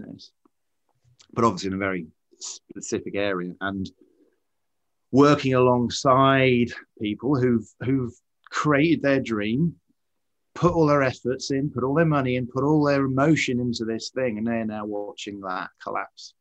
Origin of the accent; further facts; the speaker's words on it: United Kingdom; as a British person.